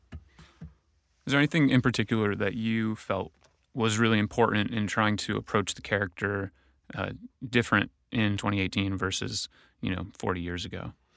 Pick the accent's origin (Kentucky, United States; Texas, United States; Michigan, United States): Michigan, United States; my time in Michigan as a young boy